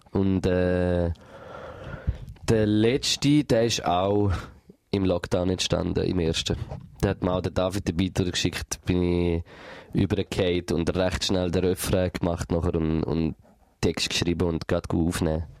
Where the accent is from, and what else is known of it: Switzerland